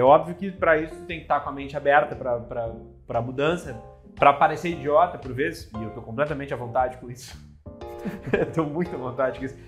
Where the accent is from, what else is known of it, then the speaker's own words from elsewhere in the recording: Porto Alegre, Rio Grande do Sul, Brazil; moved away as an adult; also born or lived in São Paulo / Santa Cruz do Sul; now in Lisbon, Portugal; eu saí de Porto Alegre cedo, assim, fiz 18 anos, saí de Porto Alegre, fui morar em São Paulo